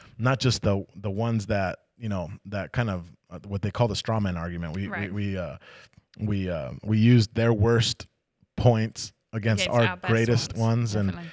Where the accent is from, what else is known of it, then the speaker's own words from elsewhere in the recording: United States; Yeah, I got longer hair than my wife. I know. I'm Native American, so you don't have to argue with me.